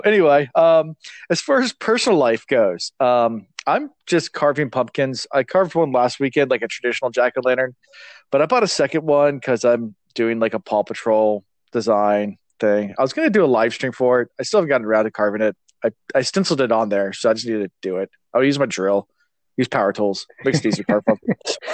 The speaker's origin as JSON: {"language": "English", "region": "Virginia", "country": "United States", "said": "being from Virginia"}